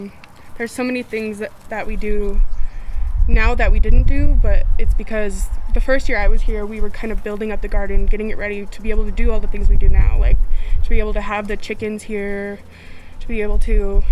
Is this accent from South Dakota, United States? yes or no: yes; Mission, South Dakota, United States; I'm from the Mission Antelope area. Both my parents are from here